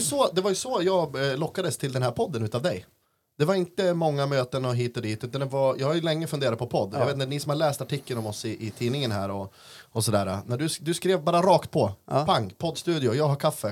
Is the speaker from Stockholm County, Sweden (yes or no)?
no; Östersund, Jämtland, Sweden; also born or lived in Oslo; sen flyttade jag hem igen då till mm. morsan, avslutade eh, en treårig gymnasiebildning på Vargentinskolan